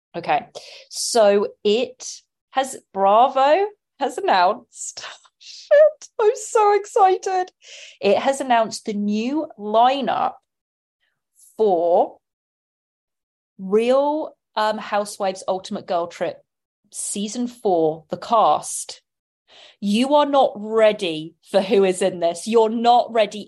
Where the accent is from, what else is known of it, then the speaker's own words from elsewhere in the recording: England, United Kingdom; now in Los Angeles, United States; I'm from England